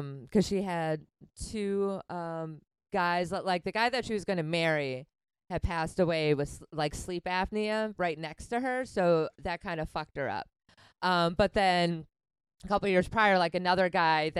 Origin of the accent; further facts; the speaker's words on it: Wisconsin, United States; now in New York, United States; growing up in Wisconsin